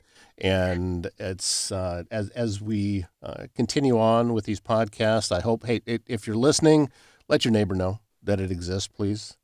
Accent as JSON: {"language": "English", "area": "Pocahontas County", "region": "Northwest Iowa", "country": "United States", "tie": "born or raised there", "moved": "yes", "said": "I grew up in Northwest Iowa in, uh, Pocahontas County"}